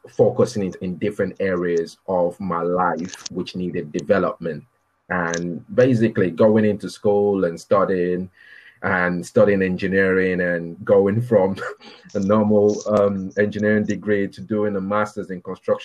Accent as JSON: {"language": "English", "town": "Minna", "region": "Niger State", "country": "Nigeria", "tie": "born or raised there", "also_born_or_lived": "Birmingham, United Kingdom", "moved": "as an adult", "lives_now": "United Kingdom", "said": "we moved out back to Nigeria in the early 80s"}